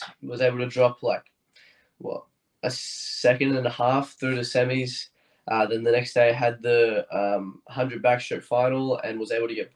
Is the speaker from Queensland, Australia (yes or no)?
yes; Bundaberg, Queensland, Australia; moved away; right now I'm in Bundaberg. I grew up here, grew up on a little farm just outside of Bundaberg.